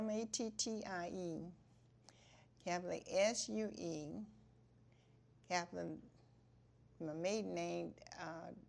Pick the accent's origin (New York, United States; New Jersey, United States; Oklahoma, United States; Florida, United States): Florida, United States; Stuart; also born or lived in Hobe Sound, Florida; I was born here in Martin County, Stuart, Florida.